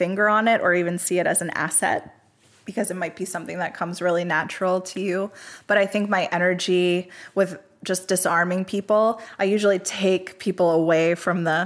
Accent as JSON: {"language": "English", "town": "Coatesville", "region": "Pennsylvania", "country": "United States", "tie": "born or raised there", "said": "my hometown, Coatesville, Pennsylvania"}